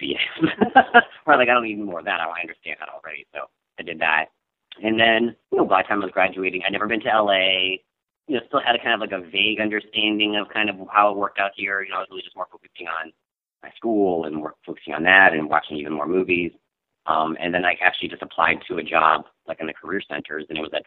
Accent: Michigan, United States; moved away as an adult; also born or lived in Columbus, Ohio / Johnstown, Ohio / Granville, Ohio; now in Los Angeles, United States; And then my dad got transferred for his work up to Michigan. So I kind of lived all over Michigan for the rest of my remaining

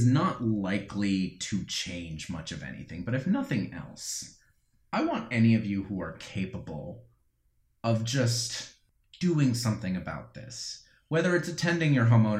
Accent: New Jersey, United States; moved away; also born or lived in North Carolina; I was born in New Jersey

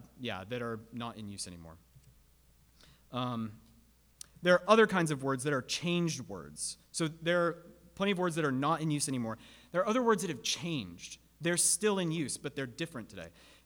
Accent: United States; They're only awkward for us modern Americans.

